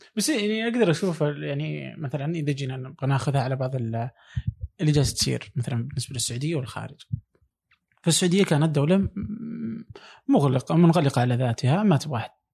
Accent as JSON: {"language": "Arabic", "country": "Saudi Arabia", "moved": "yes"}